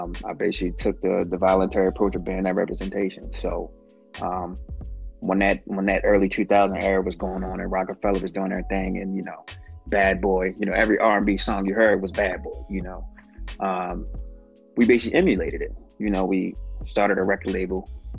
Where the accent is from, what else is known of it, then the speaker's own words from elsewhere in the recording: Baltimore, Maryland, United States; moved away as an adult; now in Los Angeles, United States; I'm from Baltimore, Maryland originally. I'm currently living in Los Angeles